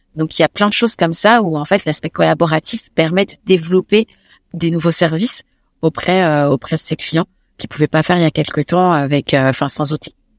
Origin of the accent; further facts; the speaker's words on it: Paris, Île-de-France, France; Je suis très Paris parce que j'ai grandi à Paris.